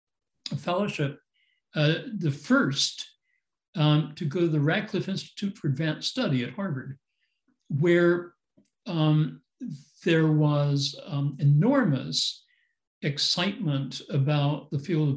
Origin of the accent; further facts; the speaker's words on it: Canada; moved away as an adult; also born or lived in Victoria, British Columbia / Berkeley, California; I'm Canadian and did my undergraduate work at what was then the fledgling University of Victoria in Victoria, British Columbia